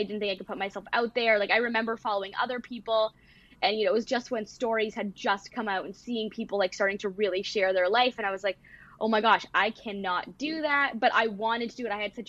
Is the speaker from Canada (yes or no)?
yes; Toronto, Ontario, Canada; now in Michigan, United States; I moved here from Toronto to Michigan